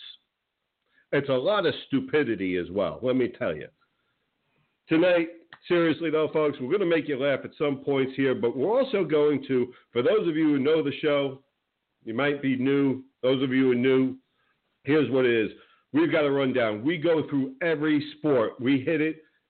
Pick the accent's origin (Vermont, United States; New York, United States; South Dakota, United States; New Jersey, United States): New Jersey, United States; now in Florida, United States; I grew up in the Northeast in New Jersey, big Giants fan